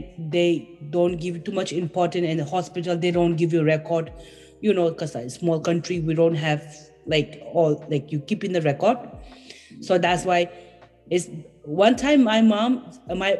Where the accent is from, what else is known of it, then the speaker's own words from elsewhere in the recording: Bhutan; English is a second language; moved away as an adult; now in United States; I am from Bhutan and I am 32 years old